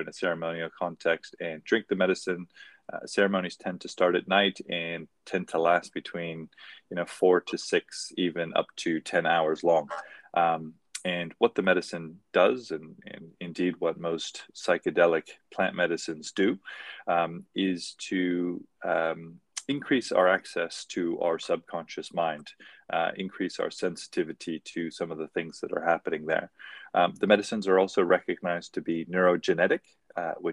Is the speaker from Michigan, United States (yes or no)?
no; Maui, Hawaii, United States; moved away; also born or lived in Hong Kong; I grew up on Maui in Hawaii